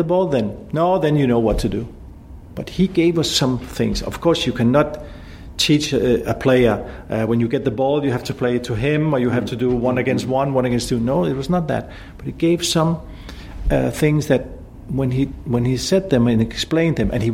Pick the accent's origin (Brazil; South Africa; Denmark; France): Denmark; I come from Northern Europe